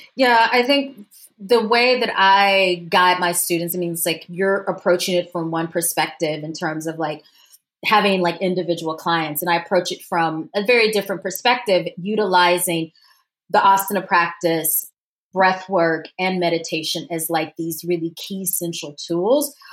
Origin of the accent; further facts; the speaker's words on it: Louisiana, United States; moved away; also born or lived in Washington, D.C.; I'm from the South. I'm from Louisiana